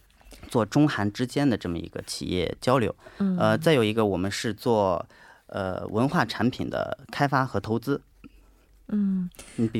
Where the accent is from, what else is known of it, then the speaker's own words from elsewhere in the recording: Shandong, China; now in South Korea; 呃，我是山东人，啊，来韩国今年已经是第十一个年头了。